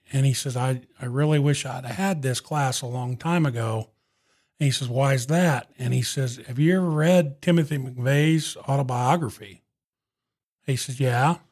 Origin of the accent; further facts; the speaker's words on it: Catlin, Illinois, United States; my hometown of Catlin